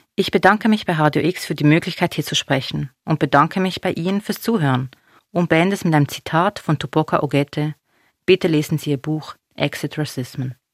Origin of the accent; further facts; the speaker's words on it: Basel, Basel-Stadt, Switzerland; also born or lived in Binningen; Ich bin eine Person, die hier geboren ist. Basel ist meine Heimat.